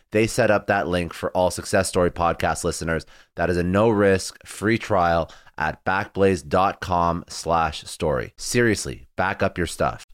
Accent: Canada; I'm Canadian

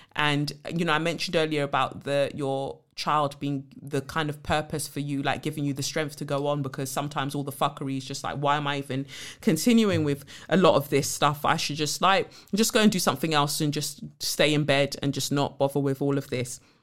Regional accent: Nigeria; I'm the Nigerian one, so my American twin

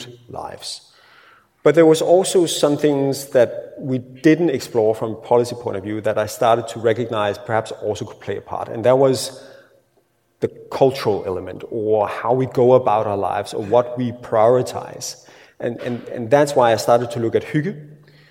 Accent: Denmark; first language Danish; English is a second language

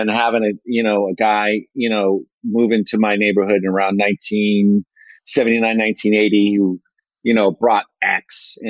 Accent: San Francisco Bay Area, California, United States; growing up in the San Francisco Bay Area

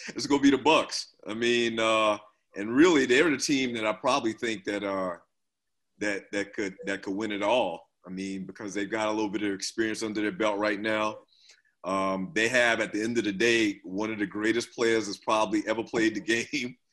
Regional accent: South Carolina, United States; I'm from South Carolina

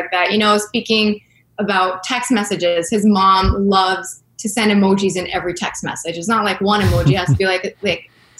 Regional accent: Montreal, Quebec, Canada; I grew up in St. Leonard

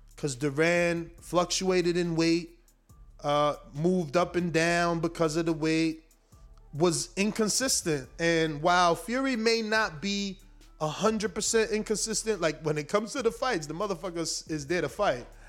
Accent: New Jersey, United States; I'm from New Jersey.

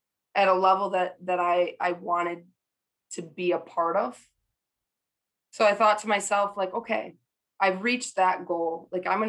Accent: Michigan, United States; I grew up in Michigan and a Michigan fan

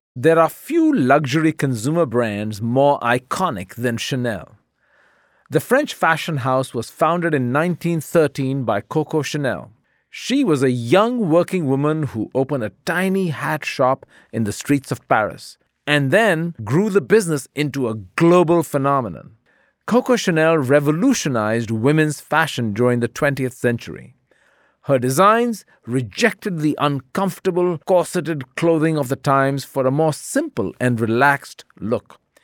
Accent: India; moved away; India, my home country.

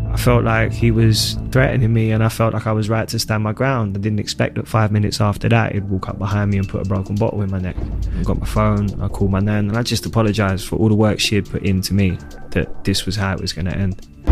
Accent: London, United Kingdom; growing up in Hackney

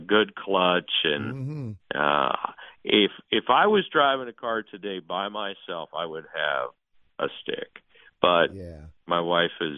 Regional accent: Marion, Ohio, United States; moved away; I'm from Marion, Ohio, which is about, 45 minutes north of Columbus. And, it was a car town

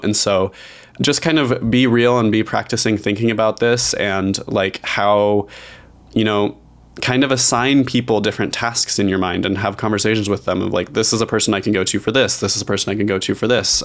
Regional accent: Idaho, United States; I grew up very rural in Idaho

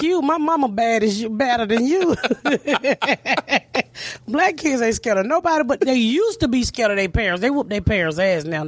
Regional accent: Atlanta, Georgia, United States; I grew up in the inner city of Atlanta

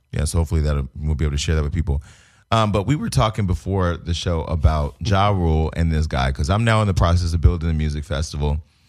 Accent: Bay Area, Northern California, United States; now in Los Angeles, United States; I'm from Northern California, the Bay Area, that's, we the home of the scam.

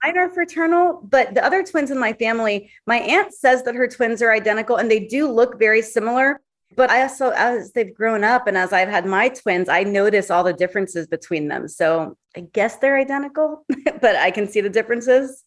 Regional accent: Hollywood, Florida, United States; now in Hollywood, United States; Originally from Hollywood, Florida

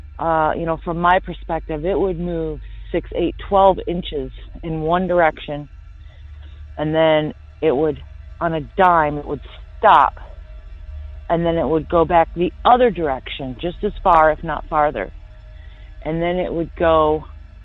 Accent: Michigan, United States; moved away as an adult; now in Florida, United States; I lived in Michigan all my life

